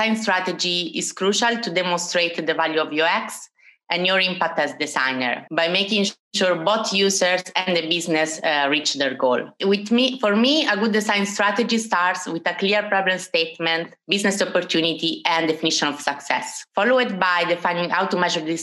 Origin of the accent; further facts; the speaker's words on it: Italy; moved away as an adult; now in Amsterdam, Netherlands; as you can notice from my British accent, I'm Italian, but I have lived in Amsterdam for 4 years.